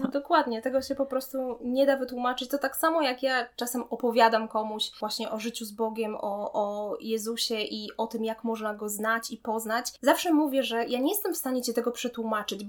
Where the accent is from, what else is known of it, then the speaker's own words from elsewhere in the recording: Poland; also born or lived in Łódź, Poland / Mozambique; ja jestem Polką, że ja mieszkam w Polsce, że to jest dom